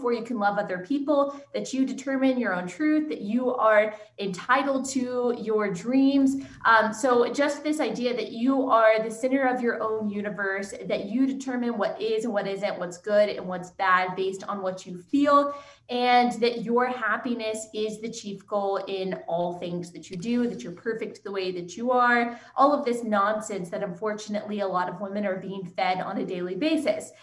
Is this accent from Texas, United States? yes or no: yes; Texas, United States; also born or lived in Southeast United States; I was born and raised in Texas